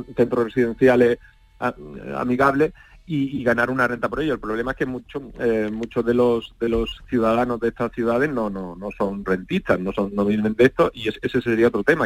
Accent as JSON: {"language": "Spanish", "town": "Málaga", "region": "Andalusia", "country": "Spain", "said": "yo soy malagueño y, ahora trabajo desde Málaga"}